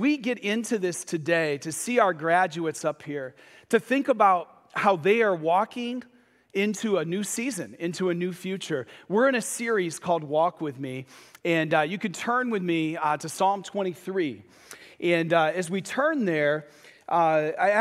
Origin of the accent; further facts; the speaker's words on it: Michigan, United States; I grew up in Michigan, and I left the east side of the state to go to the west side of the state for college